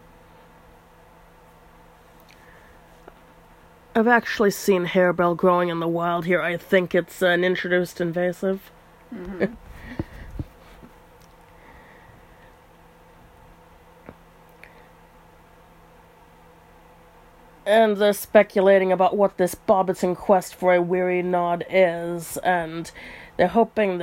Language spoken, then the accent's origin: English; United States; we're both American